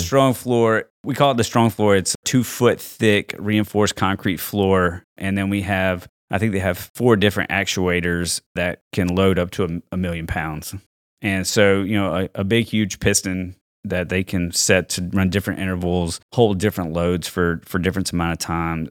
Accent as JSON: {"language": "English", "region": "Mississippi", "country": "United States", "also_born_or_lived": "Virginia", "moved": "as an adult", "said": "I'm from Mississippi"}